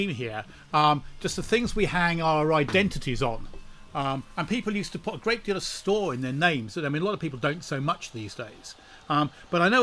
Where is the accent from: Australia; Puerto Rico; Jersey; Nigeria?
Jersey; moved away; I grew up in Jersey in the Channel Islands, that kind of island thing